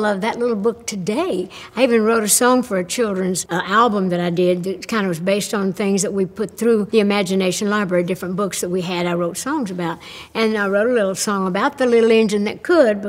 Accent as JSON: {"language": "English", "region": "Tennessee", "country": "United States", "tie": "born or raised there", "said": "the people in my home state of Tennessee and the way we grew up"}